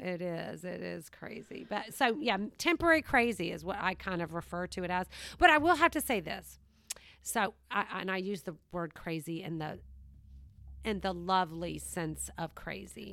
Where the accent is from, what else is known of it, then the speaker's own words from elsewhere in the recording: Savannah, Georgia, United States; moved away; This is where I'm from. So it is my hometown